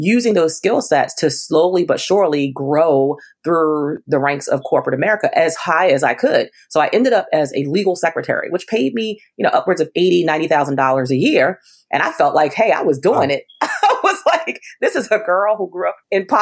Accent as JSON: {"language": "English", "town": "Baltimore", "region": "Maryland", "country": "United States", "tie": "born or raised there", "said": "I was born and raised in Baltimore, Maryland"}